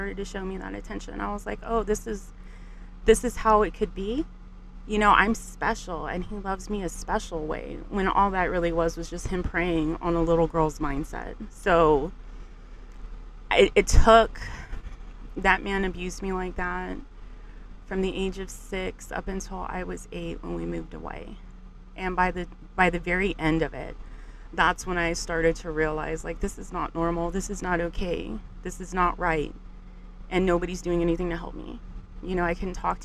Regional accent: San Antonio, Texas, United States; I was born and raised in San Antonio

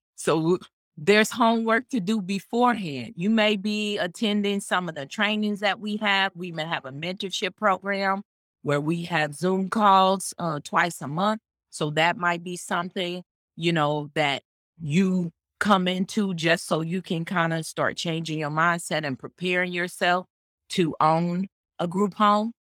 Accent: Kansas City, Missouri, United States; now in Phoenix, United States; I'm from originally, I'm from the Midwest. I'm from, uh, Kansas City, Missouri.

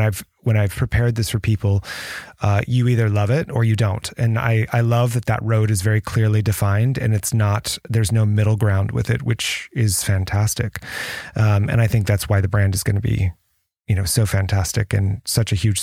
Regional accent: United States; also born or lived in France; I'm American, proudly American

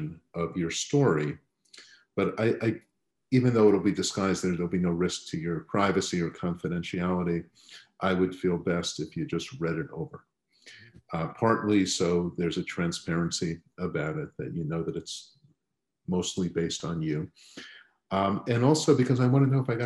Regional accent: Long Island, New York, United States; grew up on Long Island

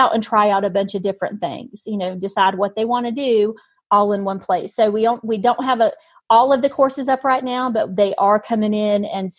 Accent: North Carolina, United States; born there; now in Utah, United States; I'm actually in Utah. I know my accent. I was born in North Carolina, but I'm actually living in Utah right now.

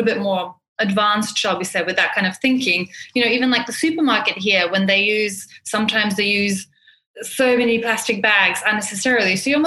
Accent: New Zealand; moved away as an adult; now in Dubai, United Arab Emirates; I grew up in New Zealand. So I've been in Dubai for about 10 years, but I grew up from a fairly young age in New Zealand

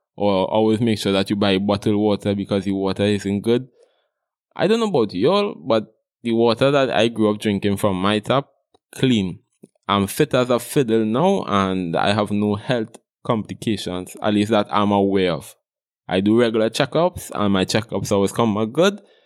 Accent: Trinidad & Tobago; I am Trinidadian, from Trinidad and Tobago

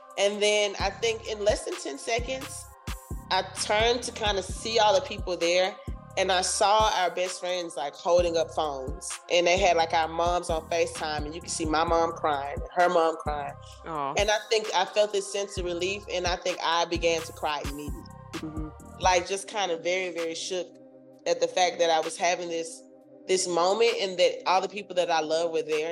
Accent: Memphis, Tennessee, United States; moved away as an adult; now in Los Angeles, United States; I hail from Memphis, Tennessee. I've been living in Los Angeles, California for about 12 years

